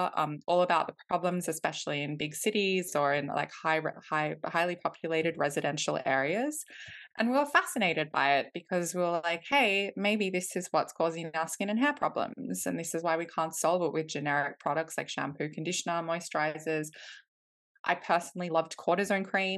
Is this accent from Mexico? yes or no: no; Australia; moved away as an adult; now in London, United Kingdom; I am originally from Australia. I grew up in Australia, but my mum is from Iceland